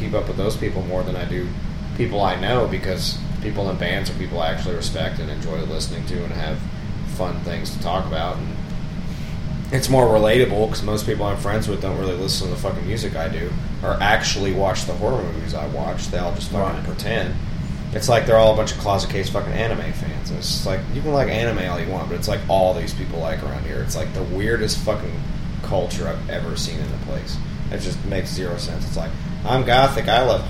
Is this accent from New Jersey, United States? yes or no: no; New York, United States; I'm a Jew from New York, too, so we can play it.